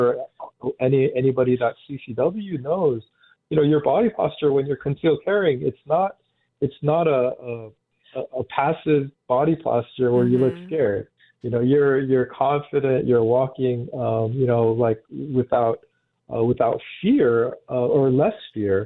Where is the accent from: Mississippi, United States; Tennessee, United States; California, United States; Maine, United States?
California, United States; Cerritos; also born or lived in Texas; I grew up in Cerritos, where my parents still live, and it's a lot of Asian Americans here.